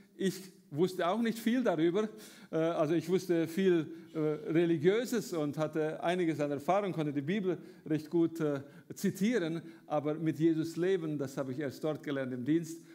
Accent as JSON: {"language": "German", "country": "Romania", "tie": "born or raised there", "moved": "as an adult", "lives_now": "Germany", "said": "ich bin in Rumänien geboren, äh, habe dort zur Zeit vom Kommunismus gelebt, als Deutschstämmiger"}